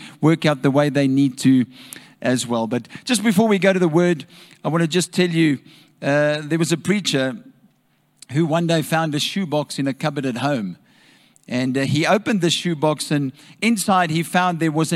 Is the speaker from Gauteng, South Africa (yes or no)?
yes; Nigel, Gauteng, South Africa; I'm from Nigel